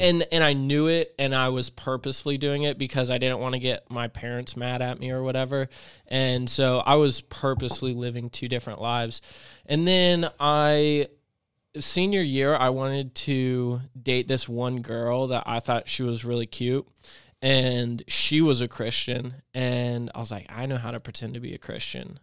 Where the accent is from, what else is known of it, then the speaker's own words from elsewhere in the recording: Clinton, North Carolina, United States; also born or lived in Chapel Hill, North Carolina; I lived in Chapel Hill. And then when I moved from Chapel Hill to this really small country town, Clinton, North Carolina